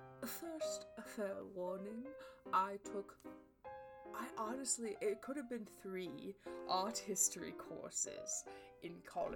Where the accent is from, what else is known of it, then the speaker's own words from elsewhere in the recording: Australia; Also, I'm Australian.